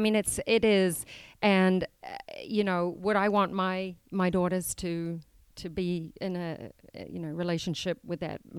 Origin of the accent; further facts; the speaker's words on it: Auckland, New Zealand; Well, I was born and raised in New Zealand. I'm from the largest city, Auckland. Grew up as the oldest girl of six children, three boys, three girls, single mom, and had a great childhood in New Zealand